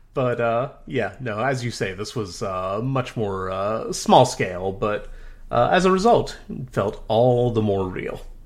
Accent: Dunellen, New Jersey, United States; my hometown of Danella, New Jersey

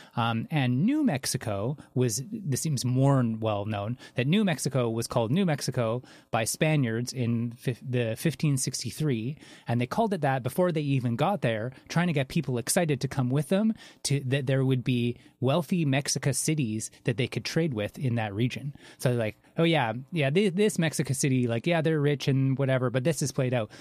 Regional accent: Canada; I'm Canadian

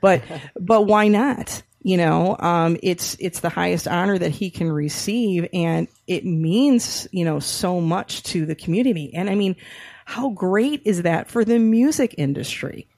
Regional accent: Rochester, Michigan, United States; my hometown, so shout out to Rochester, you know, Michigan

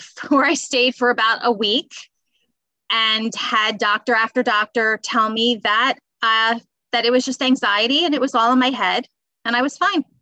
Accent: Bucks County, Pennsylvania, United States; also born or lived in Philadelphia; I was born in Philly, and I grew up in Bucks County, so about 30 minutes outside of Philadelphia

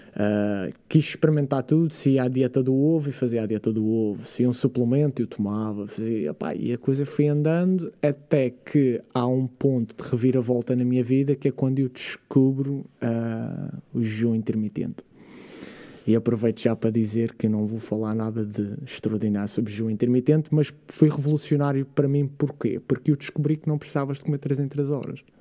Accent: Câmara de Lobos, Madeira, Portugal; also born or lived in Jersey; eu sou natural de, de Câmara de Lobos, uma, uma aldeia pescatória lá da Madeira. Uh, mas onde eu passei a maior parte. Aliás, eu na verdade fui criado em Inglaterra.

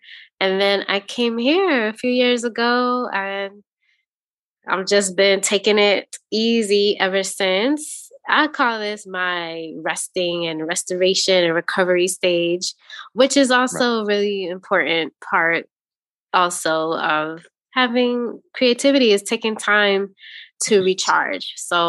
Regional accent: New York City, New York, United States; also born or lived in Chicago; now in Wisconsin, United States; I didn't. I'm actually a transplant. So if you're going way, way back, we're going back to New York City. And then I was in Chi-Town. What up, Chi-Town? I was Chicago.

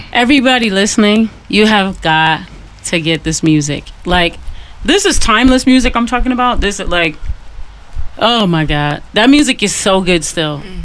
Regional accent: Detroit, Michigan, United States; I'm from Detroit.

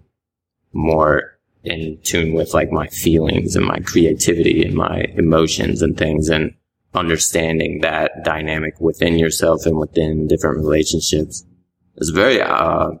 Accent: Richmond, Virginia, United States; moved away as an adult; now in Atlanta, United States; I went home to Richmond for a while, and then I knew I didn't want to stay in Richmond

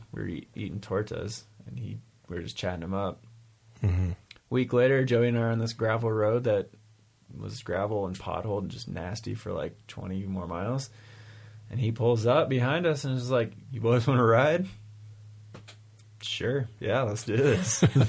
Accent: United States; I was like, the United States.

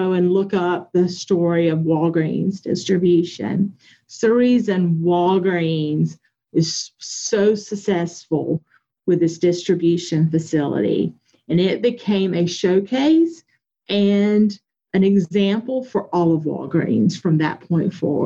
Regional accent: Anderson, South Carolina, United States; I'm from Anderson County, South Carolina

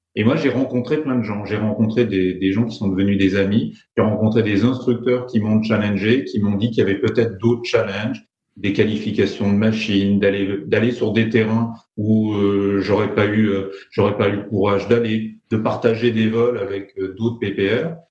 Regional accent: France; accent: French; je suis français en plus, donc c'est carrément pas ma langue

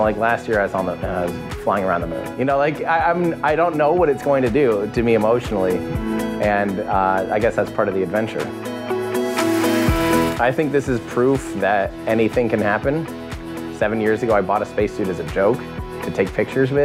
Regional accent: United States; I'm from the United States

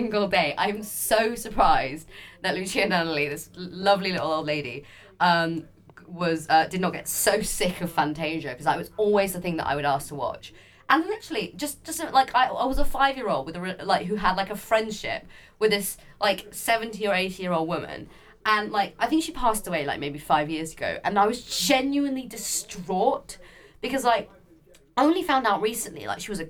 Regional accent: Barnes, London, United Kingdom; when I was growing up in Barnes, we used to live in this kind of small flat

